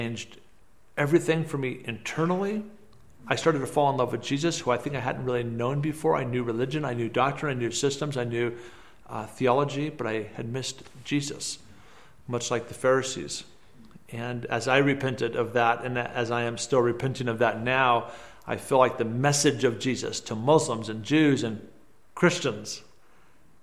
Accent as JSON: {"language": "English", "town": "Hillsboro", "region": "Oregon", "country": "United States", "tie": "born or raised there", "also_born_or_lived": "Beirut, Lebanon", "moved": "as an adult", "said": "I was born in Hillsboro, Oregon."}